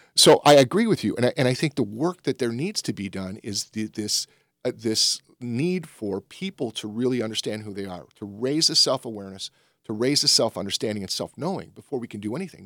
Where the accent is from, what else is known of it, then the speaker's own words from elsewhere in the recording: the Jim Crow South, United States; I was born in the Jim Crow South